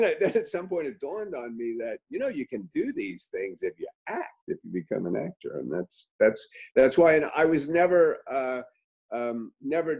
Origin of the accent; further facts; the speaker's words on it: New York City, New York, United States; I grew up in New York City.